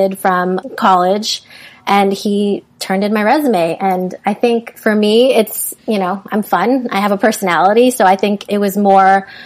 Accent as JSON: {"language": "English", "country": "Philippines", "tie": "born or raised there", "said": "I was born in the Philippines"}